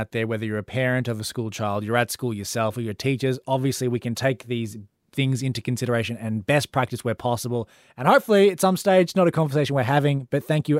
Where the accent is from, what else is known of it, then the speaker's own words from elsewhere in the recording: Melbourne, Victoria, Australia; accent: Melbourne; Australian accent. I've born and raised in Australia. I've never lived anywhere else.